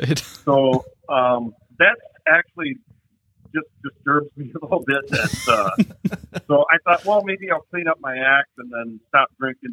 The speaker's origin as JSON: {"language": "English", "town": "Texarkana", "country": "United States", "said": "even though I'm from Texarkana, we went down to, you know, Devil's Bowl"}